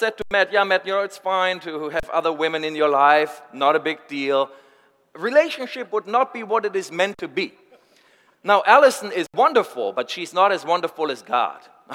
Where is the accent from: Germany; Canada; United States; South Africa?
Germany; I'm from Germany.